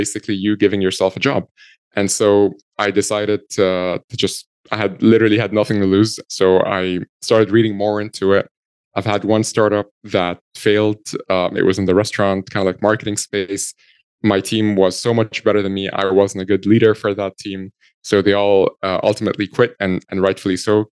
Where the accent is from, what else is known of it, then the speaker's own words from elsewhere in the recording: Egypt; moved away as an adult; now in Ireland; I'm originally from Egypt. I'm 100% Egyptian.